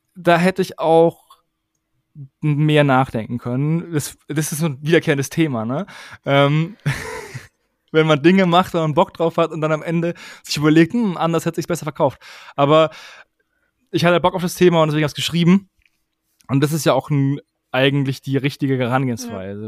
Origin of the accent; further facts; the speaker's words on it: Würzburg, Bavaria, Germany; Ich komme aus Würzburg